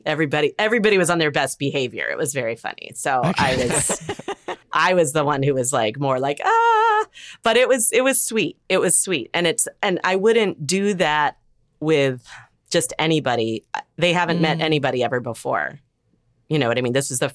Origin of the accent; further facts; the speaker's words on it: Evanston, Illinois, United States; moved away; my hometown in Evanston.